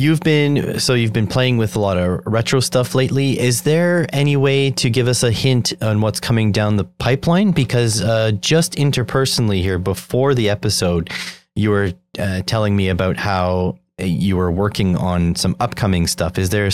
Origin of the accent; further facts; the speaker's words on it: Canada; As a Canadian, you know, you should just hook up as many phones as you can to your phone SIM